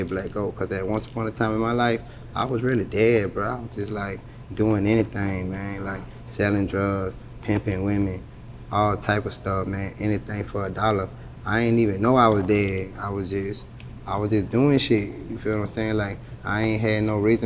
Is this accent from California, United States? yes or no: no; Allendale, South Carolina, United States; also born or lived in Columbia, South Carolina / Charleston, South Carolina / Hilton Head Island, South Carolina; where I'm from. I'm from Allendale